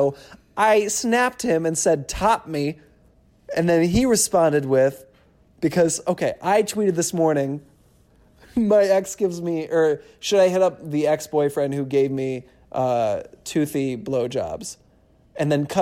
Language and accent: English; Michigan, United States; I'm from Michigan